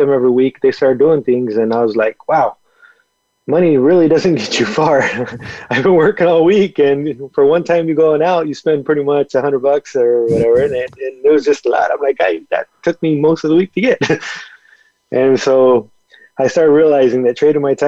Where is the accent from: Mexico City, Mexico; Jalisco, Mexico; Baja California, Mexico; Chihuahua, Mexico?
Chihuahua, Mexico; a small town near Nuevo Casas Grandes; moved away; I was born in Mexico. Raised down there